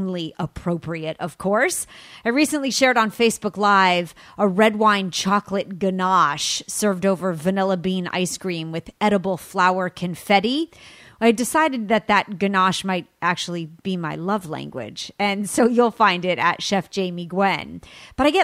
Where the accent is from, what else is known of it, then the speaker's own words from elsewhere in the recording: California, United States; from California, my home state